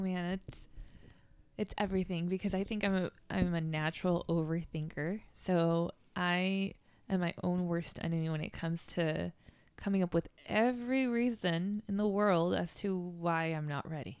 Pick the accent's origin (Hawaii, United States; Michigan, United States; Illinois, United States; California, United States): California, United States; Downey; I grew up in Los Angeles, California. Downey, to be specific